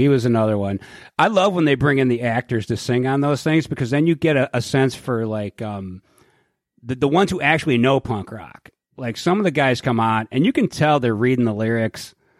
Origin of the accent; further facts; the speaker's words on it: Cleveland, Ohio, United States; we're from Cleveland